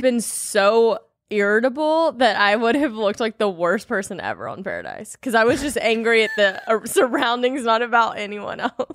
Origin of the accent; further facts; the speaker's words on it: Louisiana, United States; moved away; I'm from Louisiana originally